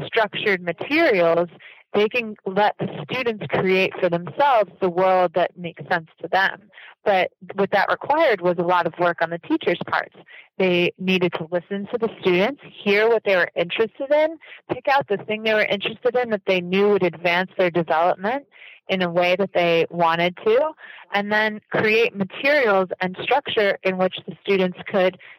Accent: United States; coming into Japanese education as an American

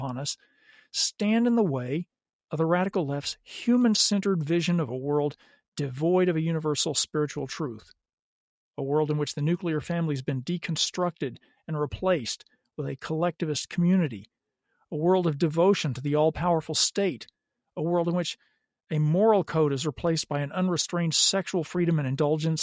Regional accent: the South, United States; I grew up in the South

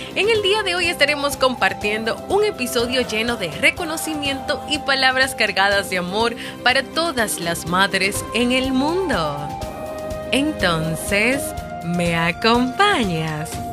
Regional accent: Dominican Republic; En mi país, República Dominicana

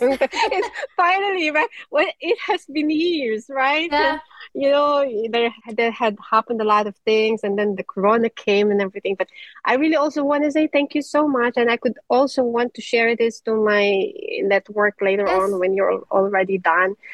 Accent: Philippines; moved away as an adult; now in Denmark; us being Filipino

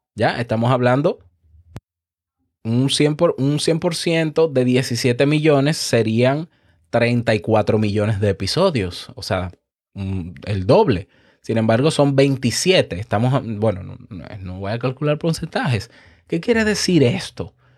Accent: Dominican Republic; En mi país, ni hablar, República Dominicana

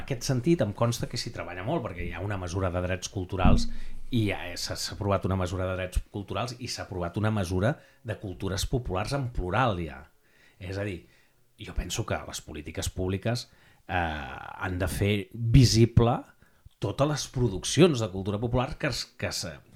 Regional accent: Barcelona, Catalonia, Spain; Nosaltres som Sant Andreu del Palomar

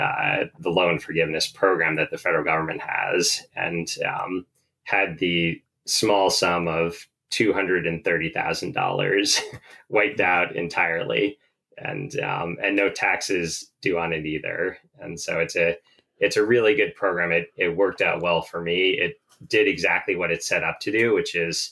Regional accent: Vermont, United States; growing up in Vermont. It's a beautiful outdoors here.

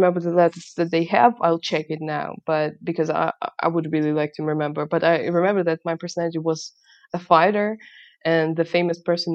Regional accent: Kharkiv, Kharkiv Oblast, Ukraine; English is a second language; I was born in Kharkiv.

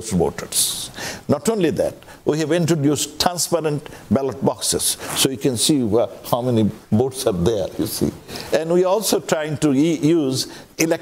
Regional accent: Bangladesh

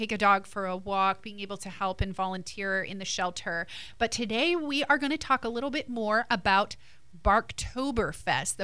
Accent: New Jersey, United States; now in Pensacola, United States; I'm from Jersey

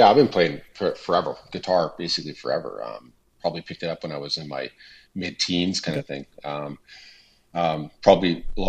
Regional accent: Niverville, Manitoba, Canada; I'm a singer-songwriter from Niverville, Manitoba. So born and bred in Manitoba, lived in a few different spots, but ended up back in here in Niverville.

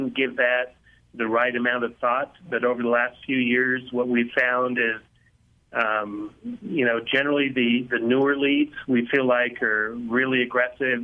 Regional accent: Laramie, Wyoming, United States; I was born and raised in Laramie, Wyoming, so lived here all my life.

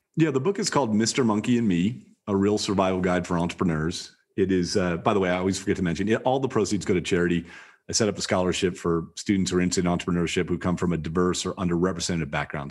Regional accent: Toledo, Ohio, United States; I grew up in Toledo, Ohio, in the rough part of Toledo, Ohio

